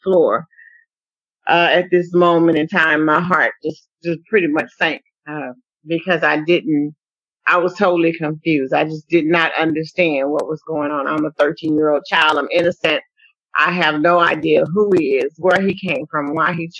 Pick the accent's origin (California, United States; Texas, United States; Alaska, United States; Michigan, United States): Texas, United States; Waco; moved away; Waco is actually my hometown where I was born and bred, Texas